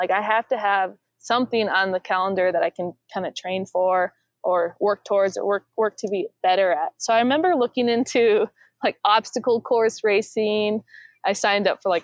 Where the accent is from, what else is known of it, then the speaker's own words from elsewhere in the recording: Iowa, United States; moved away as an adult; I moved back to my home in Iowa, my hometown in Iowa